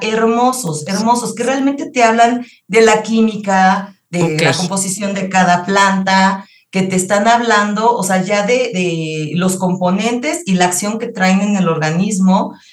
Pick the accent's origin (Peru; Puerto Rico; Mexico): Mexico; los mexicanos retomemos nuestra cultura de la salud